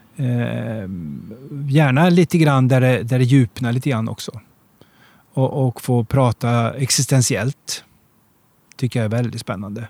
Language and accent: Swedish; Degerfors, Örebro County, Sweden; moved away; also born or lived in Gothenburg; jag kommer ifrån Degerfors, där spelar alla fotboll